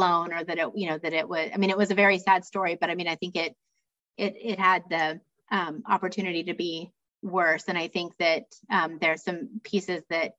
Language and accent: English; Ohio, United States; the Record Herald, which is my hometown newspaper.